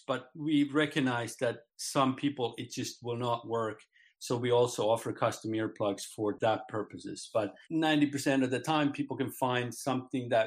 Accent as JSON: {"language": "English", "country": "Finland", "moved": "yes", "lives_now": "Solana Beach, United States", "said": "I'm originally from Finland, sort of a transplant from Finland"}